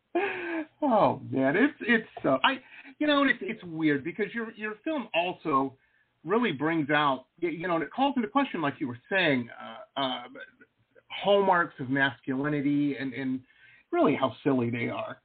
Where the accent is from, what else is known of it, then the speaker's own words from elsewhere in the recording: Detroit, Michigan, United States; I grew up in Metro Detroit.